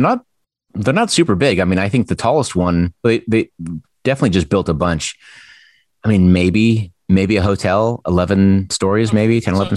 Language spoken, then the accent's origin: English; Allentown, Pennsylvania, United States; moved away; I used to say I was from Philly because if you say, from my generation, if you said you were from Allentown